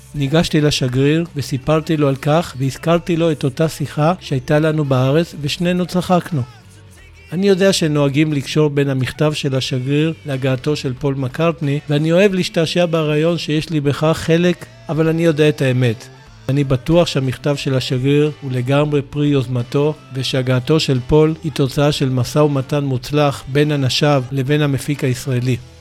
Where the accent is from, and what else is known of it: Israel